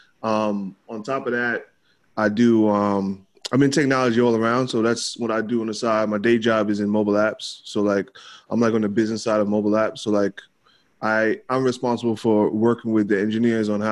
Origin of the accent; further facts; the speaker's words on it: New York City, New York, United States; I'm from Queens